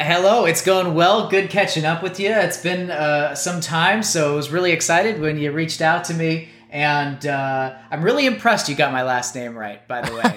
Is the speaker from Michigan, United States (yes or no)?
no; Cleveland, Ohio, United States; moved away as an adult; also born or lived in Elon, North Carolina / Tyler, Texas / Eugene, Oregon; now in Fayetteville, United States; my hometown of Cleveland.